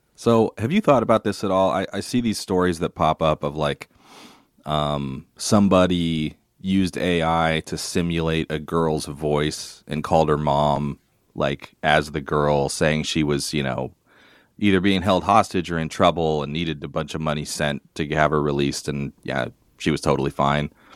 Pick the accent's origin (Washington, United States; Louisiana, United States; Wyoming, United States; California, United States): Washington, United States; Longview; my hometown of Longview, Washington